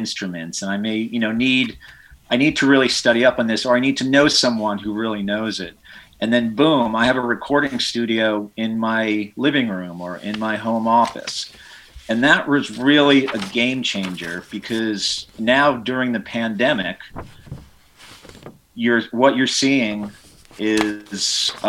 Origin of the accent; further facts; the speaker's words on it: Kingston, New York, United States; my hometown of Kingston